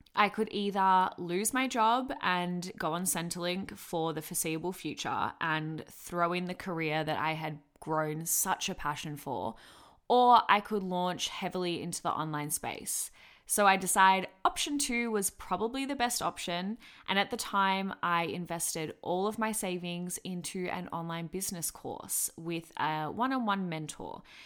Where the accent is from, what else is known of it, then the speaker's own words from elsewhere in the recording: Melbourne, Victoria, Australia; I am from Melbourne, Victoria